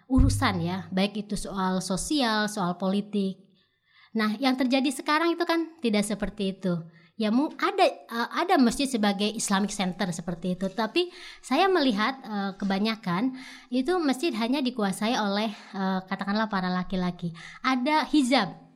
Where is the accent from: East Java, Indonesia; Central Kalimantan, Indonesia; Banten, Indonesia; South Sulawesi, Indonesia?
Banten, Indonesia; Pandeglang; Misalnya dalam kasus di daerah saya di Pandeglang ada SK bupati yang mengharuskan pegawainya misalnya pakai jilbab